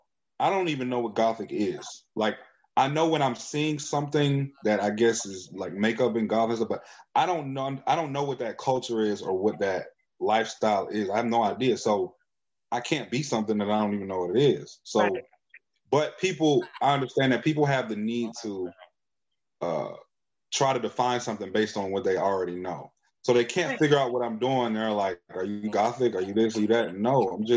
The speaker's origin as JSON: {"language": "English", "country": "United States", "said": "Black people in America, we are American culture"}